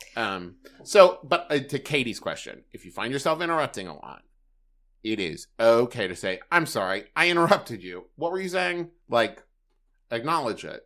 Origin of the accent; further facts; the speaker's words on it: Huntington, West Virginia, United States; moved away; also born or lived in Los Angeles; in Huntington, West Virginia, which is my hometown